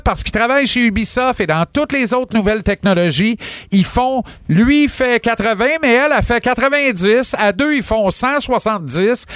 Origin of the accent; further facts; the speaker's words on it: Granby, Quebec, Canada; mon bled à Granby